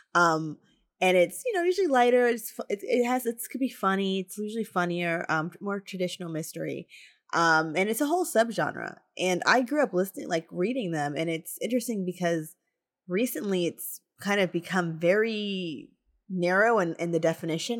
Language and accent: English; New Jersey, United States; moved away as an adult; also born or lived in Tallahassee, Florida; I came from New Jersey